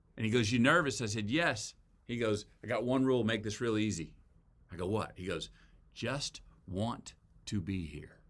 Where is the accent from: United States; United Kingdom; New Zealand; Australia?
United States; Texas; as a Texan